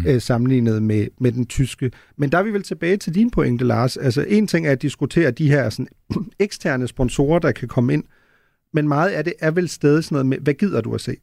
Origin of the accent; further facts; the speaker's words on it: Germany; now in Denmark; en, der er født og opvokset i Tyskland